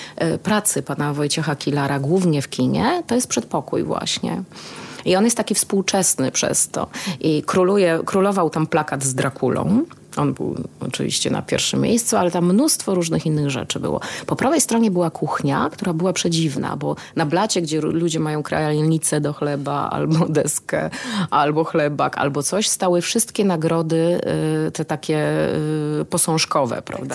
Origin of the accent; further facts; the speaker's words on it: Kraków, Lesser Poland, Poland; also born or lived in Cieszyn; urodziłam się już w Krakowie